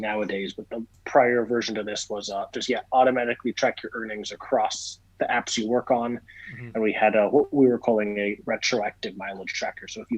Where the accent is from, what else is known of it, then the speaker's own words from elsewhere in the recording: Hong Kong; moved away; I grew up in Hong Kong, and they did not teach me Spanish in Hong Kong